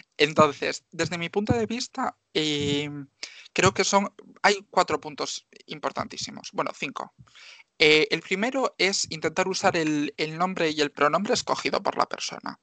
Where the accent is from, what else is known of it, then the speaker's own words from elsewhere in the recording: Marín, Galicia, Spain; yo soy una chica de Marín, que tengo 24 años